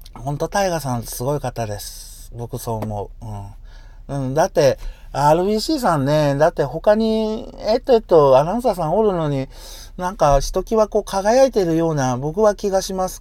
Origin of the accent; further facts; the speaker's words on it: Yamaguchi, Japan; now in Hiroshima, Japan; 元が僕山口生まれ